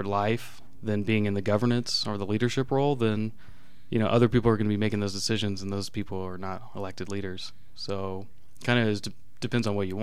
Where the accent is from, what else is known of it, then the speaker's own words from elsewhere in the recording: Douglas County, Colorado, United States; also born or lived in Texas / Denver, Colorado; now in Lakewood, United States; before that I lived in Denver, but basically grew up in Douglas County